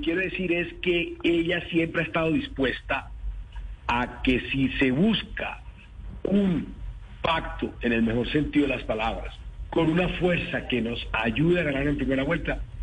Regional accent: Caribbean coast of Colombia, Colombia; yo soy costeño, soy caribe

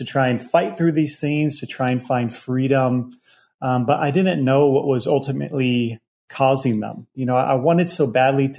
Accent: Virginia, United States; I grew up in Virginia

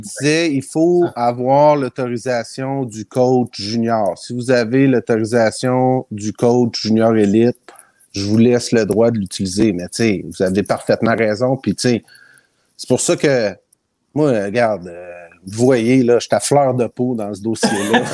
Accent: Trois-Pistoles, Quebec, Canada; Je suis originaire de Trois-Pistoles.

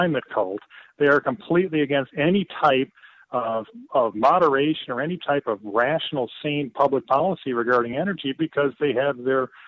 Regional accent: Detroit, Michigan, United States; my hometown of Detroit

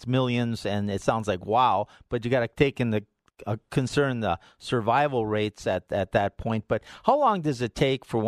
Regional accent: Midwest, United States; now in Colorado, United States; growing up in the Midwest

